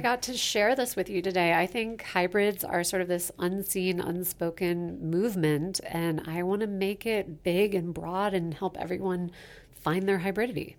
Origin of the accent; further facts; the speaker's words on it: Basalt, Colorado, United States; now in Denver, United States; grew up in the western slope in a little town called Basalt, Colorado